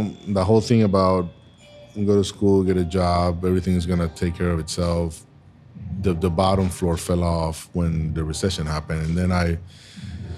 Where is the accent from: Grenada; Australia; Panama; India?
Panama; moved away as an adult; now in Tampa, United States; I was born and raised in Panama